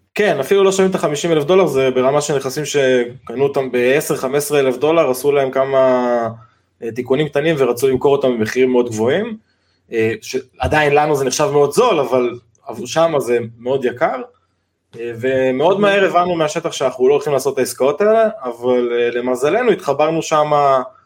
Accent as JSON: {"language": "Hebrew", "town": "Giv'at Ze'ev", "region": "Judea and Samaria", "country": "Israel", "tie": "born or raised there", "moved": "yes", "lives_now": "Rosh HaAyin, Israel", "said": "שני חברי ילדות שגדלנו בגבעת זאב בירושלים"}